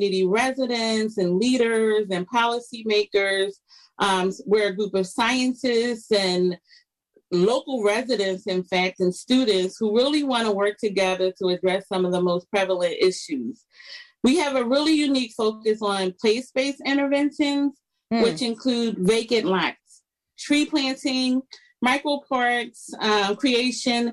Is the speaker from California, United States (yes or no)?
no; Philadelphia, Pennsylvania, United States; I grew up in Philadelphia. I still live in Philadelphia.